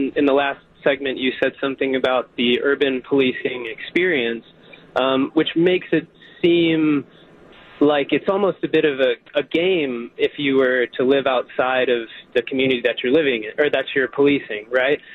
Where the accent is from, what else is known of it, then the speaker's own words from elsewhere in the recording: Oconomowoc, Wisconsin, United States; I'm from Oconomowoc